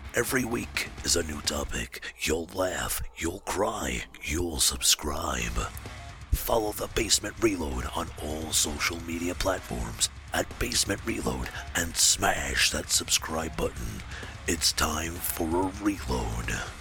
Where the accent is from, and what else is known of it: Canada